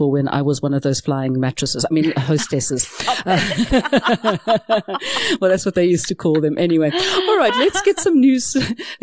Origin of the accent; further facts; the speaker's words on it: South Africa; we are South African after all